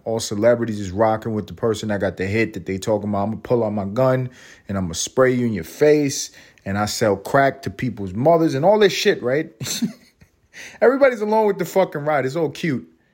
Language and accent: English; New York City, New York, United States; moved away as an adult; now in Los Angeles, United States; I'm from Harlem.